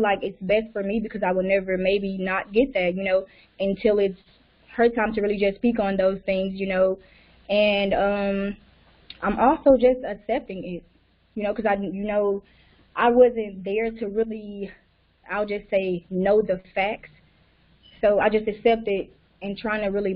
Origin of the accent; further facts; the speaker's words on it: Alabama, United States; I'm 25 years old, and I'm from Alabama.